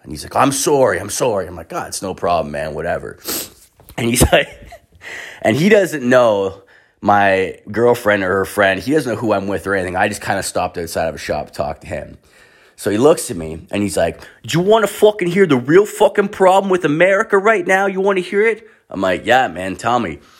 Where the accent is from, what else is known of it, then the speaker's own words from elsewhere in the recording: Canada; I'm Canadian.